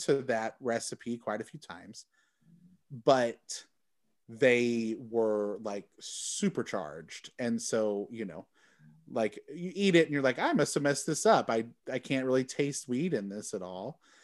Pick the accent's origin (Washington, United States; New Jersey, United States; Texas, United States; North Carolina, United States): Texas, United States; also born or lived in Michigan; now in Chicago, United States; I'm from Texas.